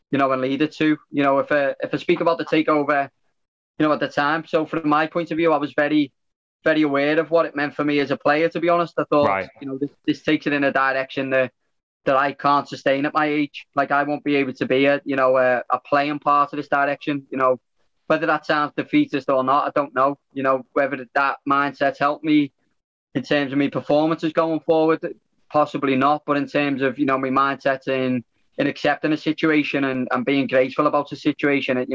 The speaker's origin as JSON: {"language": "English", "region": "North West England", "country": "United Kingdom", "said": "I'm obviously from the Wirral."}